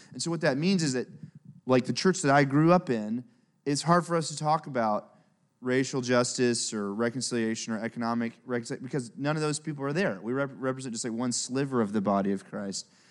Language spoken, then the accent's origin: English; Memphis, Tennessee, United States; also born or lived in Kenya; I grew up in Memphis, Tennessee, where I live now